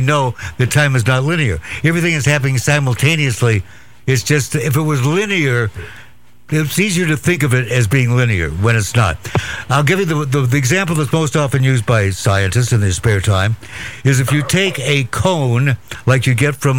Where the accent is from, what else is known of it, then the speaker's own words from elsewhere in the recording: Walla Walla, Washington, United States; Walla Walla, Washington.